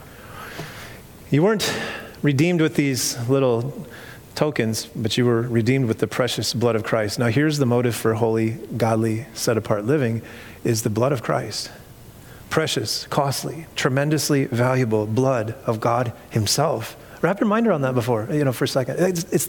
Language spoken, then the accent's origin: English; Iowa, United States; moved away as an adult; also born or lived in Orange County, California; I was from Iowa